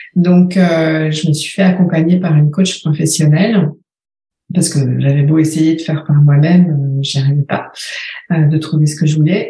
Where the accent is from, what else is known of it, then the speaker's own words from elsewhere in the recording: France; moved away as an adult; also born or lived in Paris, France / Shanghai, China / Rochester, United States; now in Uccle, Belgium; J'ai quitté la France en 2005